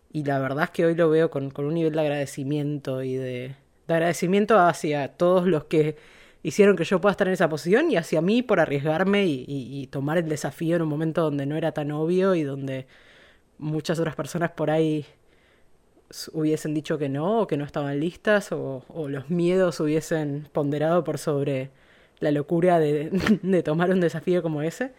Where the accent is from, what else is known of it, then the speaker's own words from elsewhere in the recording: Buenos Aires, Argentina; moved away as an adult; now in Sausalito, United States; Soy argentina, nacida en Buenos Aires.